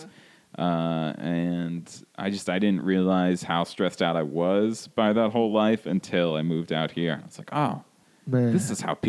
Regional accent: New Jersey, United States; moved away as an adult; also born or lived in North Carolina; now in Los Angeles, United States; I grew up in New Jersey, and I went to college at University of North Carolina.

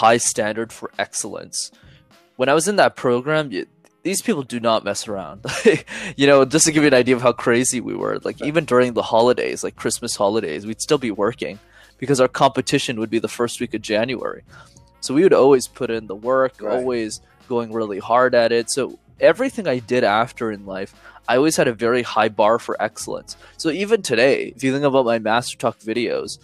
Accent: Montreal, Quebec, Canada; I'm from Montreal

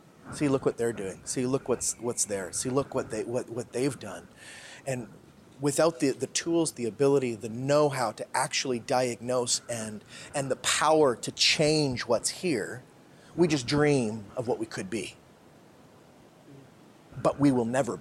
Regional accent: Canada; moved away as an adult; So when I think about me as a Canadian, I didn't leave Canada

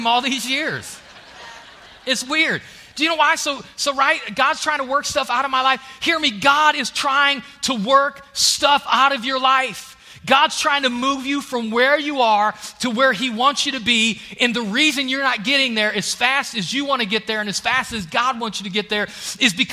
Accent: Ohio, United States; moved away as an adult; now in Alabama, United States; I'm out of Ohio, but I still got Ohio in me

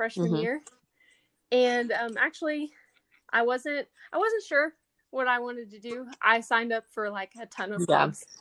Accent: Palestine, Texas, United States; moved away as an adult; now in Lubbock, United States; I'm from Palestine, Texas. It's a smaller town in East mm-hmm. Texas, and I moved here in 2016.

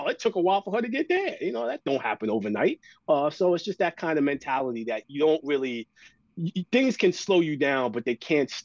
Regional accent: New York, United States; my parents, my sister, everybody, we're from New York

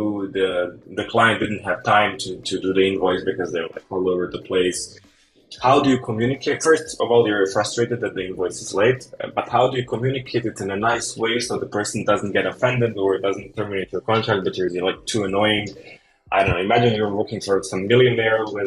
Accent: Bosnia & Herzegovina; I'm a freelancer from Bosnia

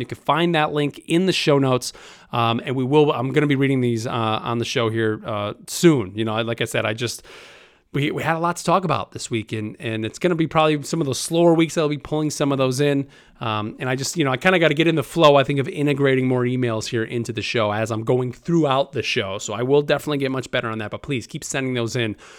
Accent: New York, United States; I'm a guy from New York

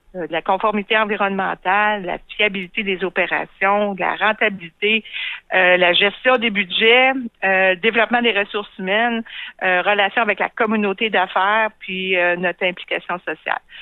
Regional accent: Quebec City, Quebec, Canada; also born or lived in Montreal; j'ai été élevée ici à Québec

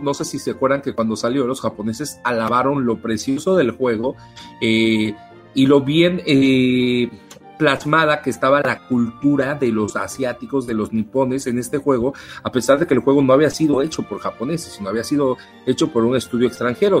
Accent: Mexico; yo soy mexicano

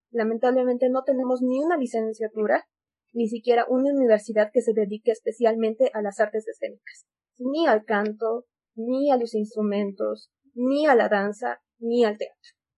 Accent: Bolivia; nosotros como bolivianos

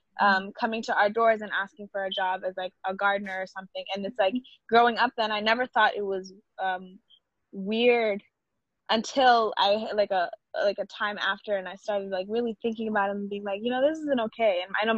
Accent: Gambia; now in United States; growing up in Gambia

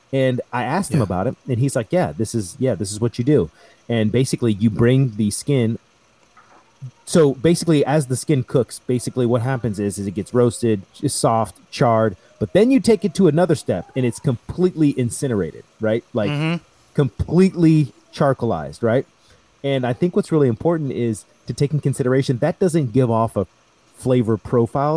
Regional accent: United States; I'm American, I love being American, I'm proud to be American

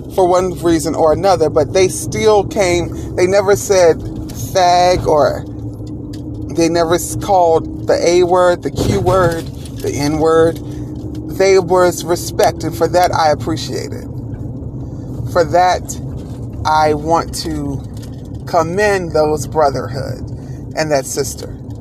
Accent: Rock Hill, South Carolina, United States; my hometown of Rock Hill

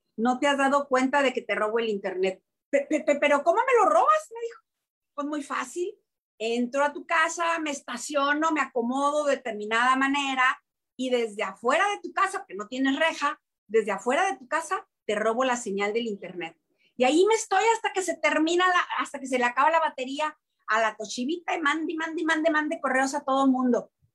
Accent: Tepic, Nayarit, Mexico; moved away as an adult; also born or lived in Mexico City; now in Guadalajara, Mexico; decidí regresarme a Tepic, a Tepic Nayarit con todo y bebé. A, este, me ofrecieron de nuevo trabajo en Tepic, regresé, regresé a mi pueblo

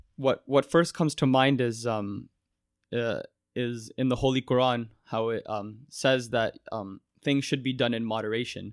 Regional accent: Mississauga, Ontario, Canada; growing up in Mississauga is, is the only world I've really known

